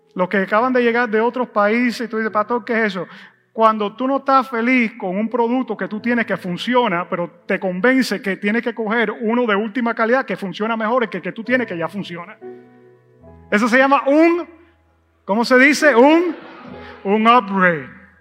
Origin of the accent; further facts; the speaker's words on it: United States; como buen gringo y buen americano